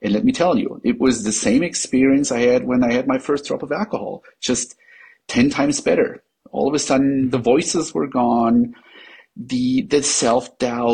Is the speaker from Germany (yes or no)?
yes; Germany; English is a second language; I am not a native English speaker. I'm from Germany